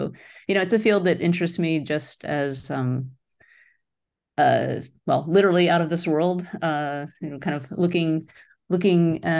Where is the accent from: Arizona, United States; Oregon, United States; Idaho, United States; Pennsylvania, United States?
Pennsylvania, United States; So let's see, I grew up on the East Coast of the United States near Philadelphia and in a suburban area.